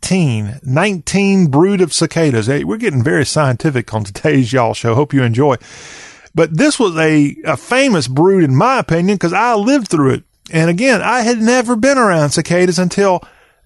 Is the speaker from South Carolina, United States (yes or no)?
yes; South Carolina, United States; moved away; also born or lived in Middle Tennessee; I grew up in South Carolina